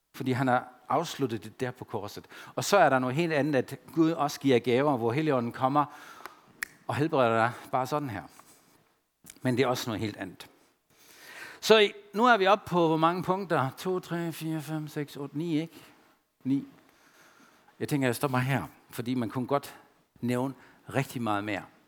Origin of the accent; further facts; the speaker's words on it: Germany; Danish is a second language; now in Denmark; jeg følte mig stadigvæk som tysker